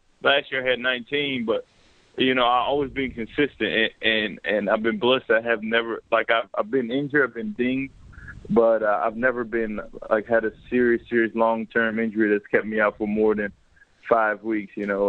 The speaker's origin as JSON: {"language": "English", "region": "the South", "country": "United States", "tie": "born or raised there", "moved": "as an adult", "lives_now": "Canada", "said": "living in the South, growing up in the South, we didn't know about Canada. So I never even imagined coming to Canada until the 2006 when I came"}